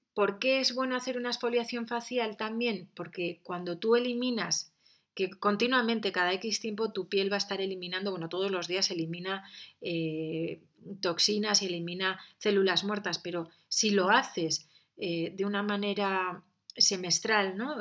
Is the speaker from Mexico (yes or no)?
no; San Sebastián, Basque Country, Spain; Yo que he nacido en un ambiente de playa, soy de San Sebastián